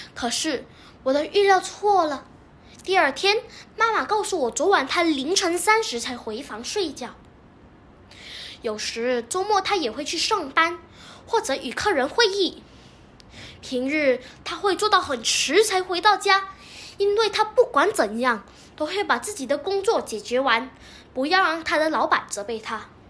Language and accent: Chinese; Selangor, Malaysia; 我是来自雪兰莪的